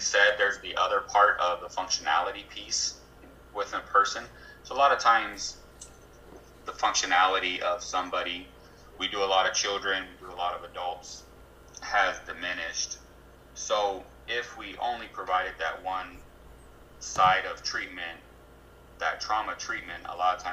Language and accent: English; Arizona, United States; I'm born and raised in Arizona, so I have a really close connection.